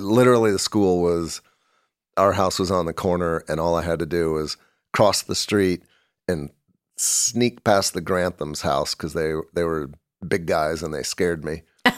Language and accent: English; Kansas City, United States; I was born in Kansas City.